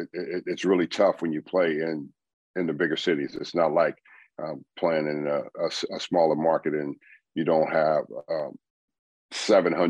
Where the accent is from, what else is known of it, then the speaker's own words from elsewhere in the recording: Los Angeles, California, United States; moved away as an adult; also born or lived in New York; I come from LA. I grew up in South Central